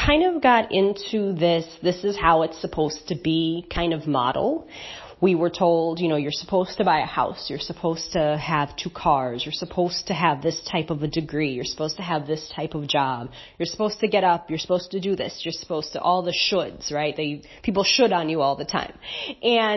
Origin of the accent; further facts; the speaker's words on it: Chicago, Illinois, United States; moved away as an adult; also born or lived in Mazatlan, Mexico; now in Antigua, Antigua and Barbuda; We're originally from Chicago, and we've been abroad for about 4.5 years now.